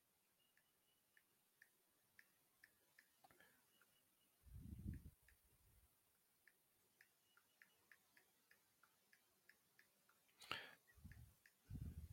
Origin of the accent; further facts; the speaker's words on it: South Carolina, United States; We grew up in South Carolina